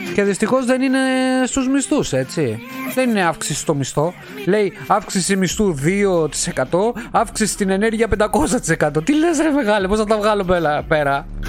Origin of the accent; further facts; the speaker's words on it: Alepochori, Attica, Greece; now in Italy; την πατρίδα μου στην Ελλάδα αυτό το χωριουδάκι εκεί πέρα έξω από τα Μέγαρα στην παραλία στον Κορενθιακό